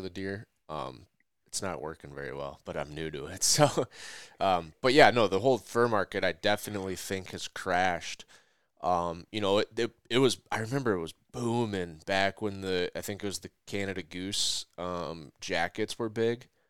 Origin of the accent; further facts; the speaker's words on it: Minnesota, United States; also born or lived in the Dakotas; growing up in Minnesota